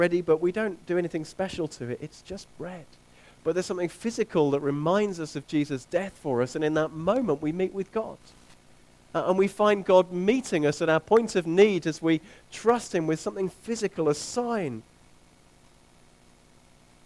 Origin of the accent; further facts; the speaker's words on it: England, United Kingdom; we're English, many of us.